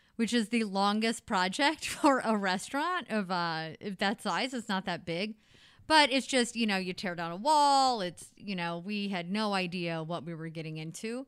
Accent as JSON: {"language": "English", "town": "Potosi", "region": "Missouri", "country": "United States", "tie": "born or raised there", "moved": "yes", "lives_now": "St. Louis, United States", "said": "I grew up in Potosi, Missouri."}